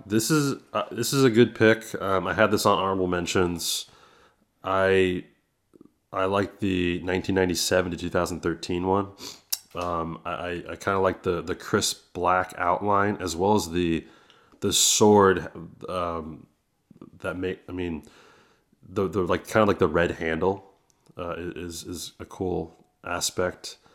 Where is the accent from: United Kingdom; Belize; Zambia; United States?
United States; San Francisco Bay Area, California; I'm from the Bay Area